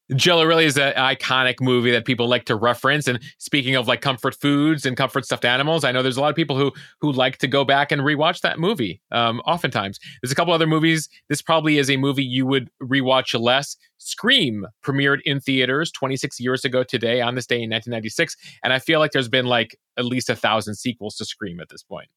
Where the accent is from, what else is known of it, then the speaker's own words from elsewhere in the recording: Chicago suburbs, Illinois, United States; growing up in the Chicago suburbs